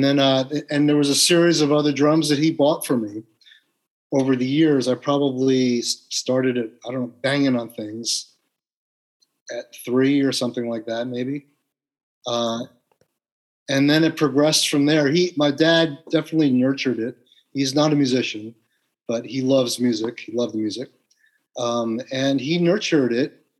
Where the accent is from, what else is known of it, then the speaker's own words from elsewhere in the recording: West Orange, New Jersey, United States; also born or lived in New York City; I'm from West Orange, New Jersey.